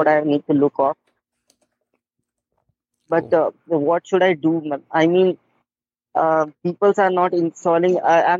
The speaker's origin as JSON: {"language": "English", "country": "India", "said": "I'm from India. My age is 18 years old."}